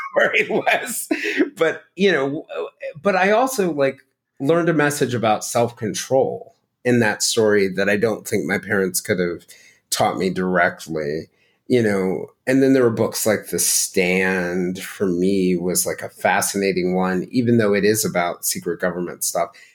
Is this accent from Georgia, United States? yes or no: yes; Marietta, Georgia, United States; I was growing up in Marietta, Georgia